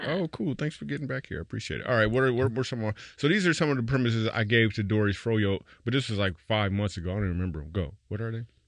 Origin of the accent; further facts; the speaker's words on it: Grand Rapids, Michigan, United States; moved away; my hometown of Grand Rapids